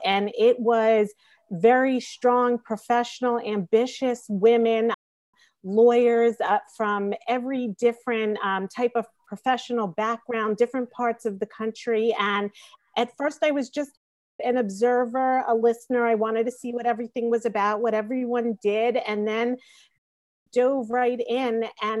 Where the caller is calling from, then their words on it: New York City, New York, United States; I am Zooming in from New York City.